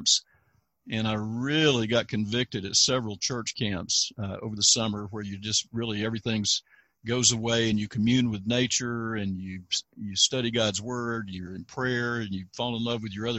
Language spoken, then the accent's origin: English; Fayetteville, North Carolina, United States; also born or lived in Cisco, Texas; now in Texas, United States; Fayetteville, North Carolina, next to Fort Bragg, North Carolina, and I was actually born in Cisco, Texas